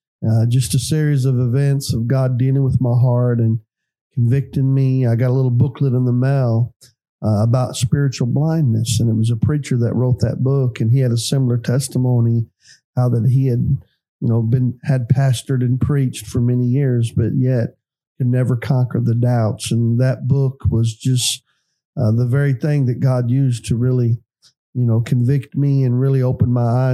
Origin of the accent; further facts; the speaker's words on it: Creston, Illinois, United States; now in East Prairie, United States; I was born in Creston, Illinois in 1966